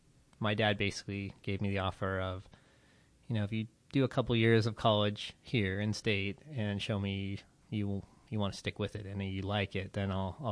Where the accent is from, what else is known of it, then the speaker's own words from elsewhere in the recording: Las Vegas, Nevada, United States; I grew up in Las Vegas, Nevada, but my father is from Akron, Ohio.